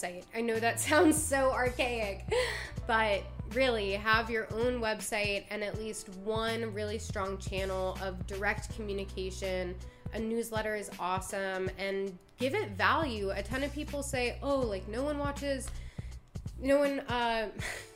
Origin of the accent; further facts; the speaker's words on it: Maryland, United States; moved away; also born or lived in Washington, D.C.; I'm from Maryland. I lived in DC